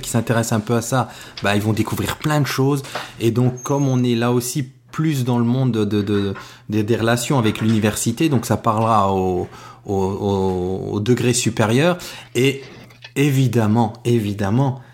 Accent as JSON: {"language": "French", "country": "France", "said": "comme on est français"}